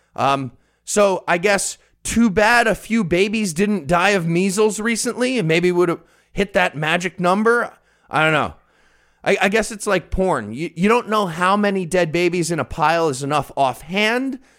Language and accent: English; Rockland County, New York, United States; my hometown of Rockland County, New York